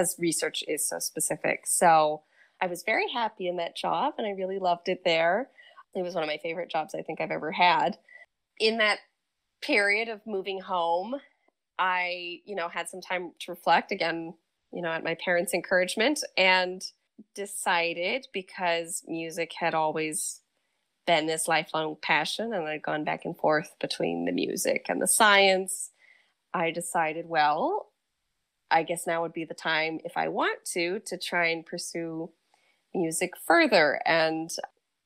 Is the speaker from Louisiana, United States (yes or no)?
no; Geneva, New York, United States; also born or lived in Providence; my hometown of Geneva